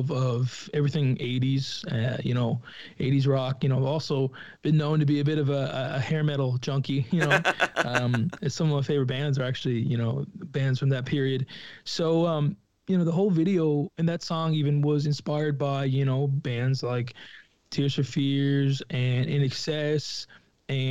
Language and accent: English; Lewisporte, Newfoundland and Labrador, Canada; I was from Lewisport